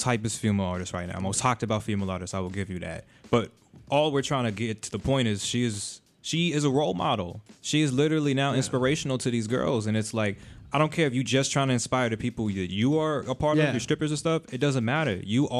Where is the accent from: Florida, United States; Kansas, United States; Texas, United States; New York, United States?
Florida, United States; South; I'm being from South Florida.